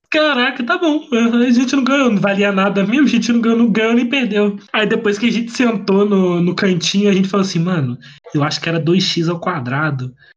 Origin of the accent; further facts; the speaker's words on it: Volta Redonda, Rio de Janeiro, Brazil; eu sou de Volta Redonda